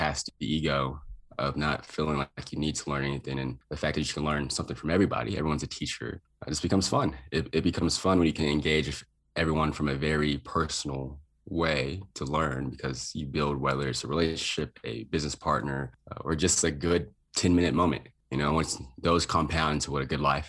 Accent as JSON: {"language": "English", "town": "Lubbock", "region": "Texas", "country": "United States", "tie": "born or raised there", "also_born_or_lived": "Boulder, Colorado", "moved": "as an adult", "said": "I went back to my hometown, Texas Tech in Lubbock, Texas"}